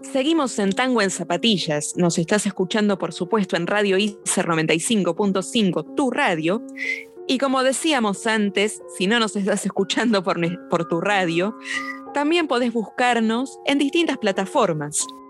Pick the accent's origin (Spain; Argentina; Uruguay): Argentina; Lomas de Zamora, Buenos Aires Province; yo en realidad soy de Lomas de Zamora, soy extranjera de Buenos Aires